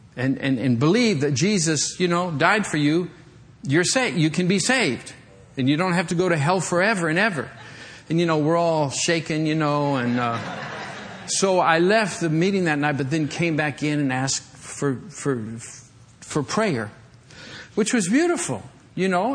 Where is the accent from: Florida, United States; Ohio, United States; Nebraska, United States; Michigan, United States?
Michigan, United States; moved away; I grew up in Michigan